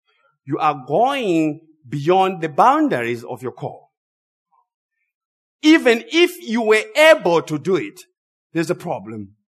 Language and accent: English; Zimbabwe; I grew up in Zimbabwe. As I said earlier, I was raised by my grandparents.